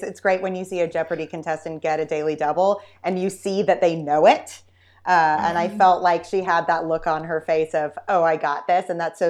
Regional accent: Texas, United States; Growing up in Texas

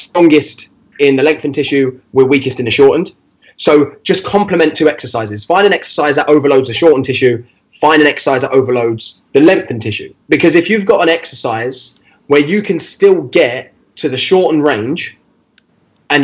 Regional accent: London, United Kingdom; I'm not from Bow, mate. I'm Limehouse

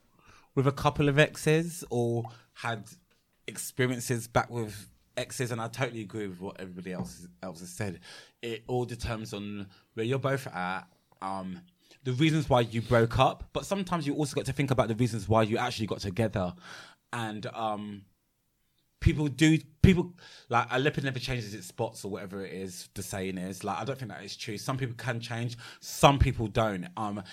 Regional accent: London, United Kingdom; I'm from Peckham.

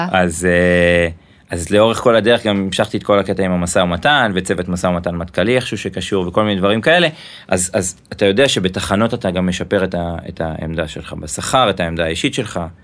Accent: Ra'anana, Central District, Israel; also born or lived in Tel Aviv; now in Givatayim, Israel; אני יליד רעננה

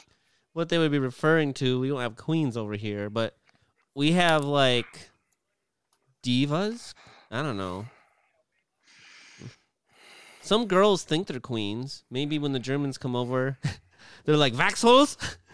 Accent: Canada; Wait, I'm Canadian.

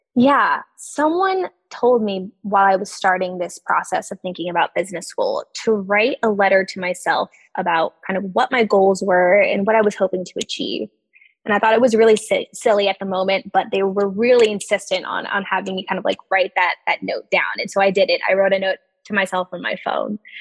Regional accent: on the border of Texas and Mexico, South Texas, United States; moved away as an adult; also born or lived in Dartmouth (New Hampshire) / Charlottesville, Virginia (Darden); I'm originally from South Texas. Um, I grew up right on the border of Texas and Mexico

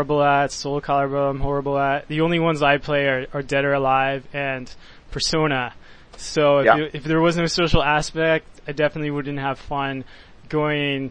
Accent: Amherst, Nova Scotia, Canada; I'm from the Maritimes myself, born and raised

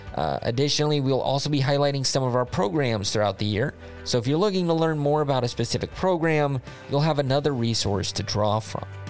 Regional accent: United States; moved away as an adult; now in Linköping, Sweden; If you can't tell by my accent, I was born and raised in the United States

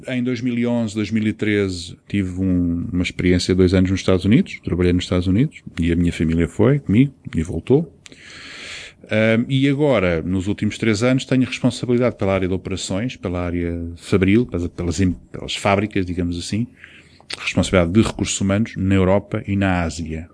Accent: Angola; now in Portugal; eu próprio sinto-me africano, nasci em Angola

